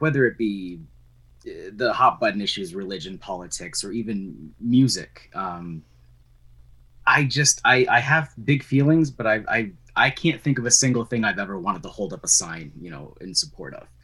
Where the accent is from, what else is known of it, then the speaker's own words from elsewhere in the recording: Vermont, United States; moved away as an adult; now in New Hampshire, United States; I grew up in Vermont, uh, which is where I met you